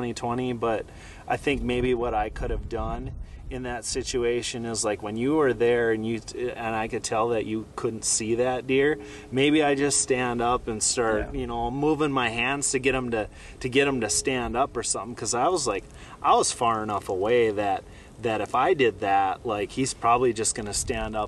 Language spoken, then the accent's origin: English; Minnesota, United States; now in North Dakota, United States; growing up in Minnesota, I spent a bunch of time hunting whitetails. But yeah, now moving to North Dakota